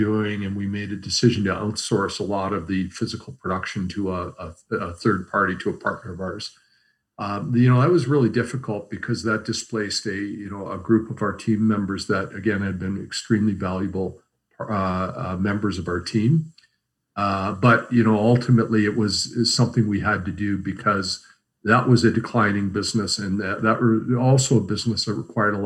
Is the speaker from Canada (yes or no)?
yes; Canada; we as Canadian consumers